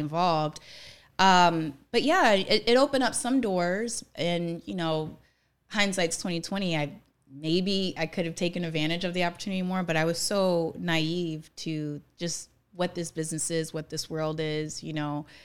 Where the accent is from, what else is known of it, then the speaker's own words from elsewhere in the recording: New Orleans, Louisiana, United States; also born or lived in New York; now in Los Angeles, United States; I'm from New Orleans